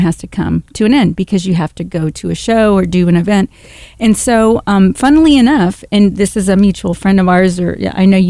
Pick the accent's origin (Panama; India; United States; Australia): Panama; I'm from Panama. I was born and raised there